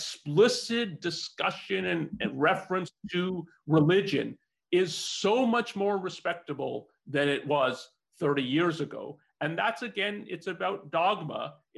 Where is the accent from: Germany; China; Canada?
Canada; now in United States; so I'm not a US, I wasn't born in the US, I came from Canada.